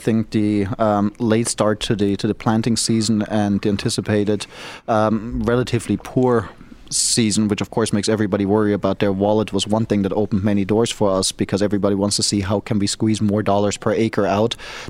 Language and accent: English; Germany; also born or lived in Asia / New England / New York / Florida; now in United States; I'm not from the U.S. originally, even though I'm a U.S. citizen. I was born in Germany, raised in Germany, grew up all around the world, including in Asia. in the New England region, New York. Lived in Florida for a long time